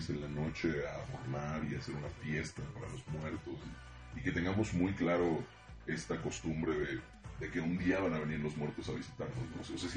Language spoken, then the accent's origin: Spanish; Mexico; en nuestra cultura como mexicanos